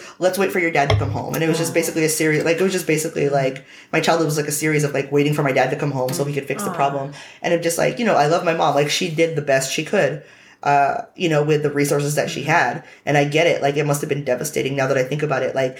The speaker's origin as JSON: {"language": "English", "town": "Hayward", "region": "California", "country": "United States", "tie": "born or raised there", "also_born_or_lived": "San Diego", "said": "I was raised in Hayward"}